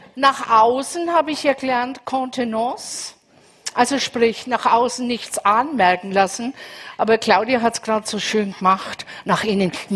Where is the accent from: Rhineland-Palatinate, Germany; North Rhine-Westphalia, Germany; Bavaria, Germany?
Bavaria, Germany; Franconia; also born or lived in Munich; ich bin aus Bayern, für alle aus Bayern, ich bin aus Franken.